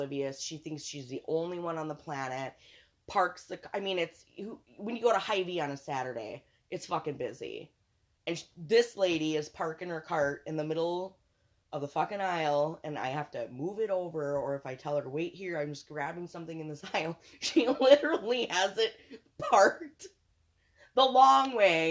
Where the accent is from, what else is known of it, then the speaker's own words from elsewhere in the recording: Montgomery, United States; I grew up in Montgomery. It was pretty horrific here.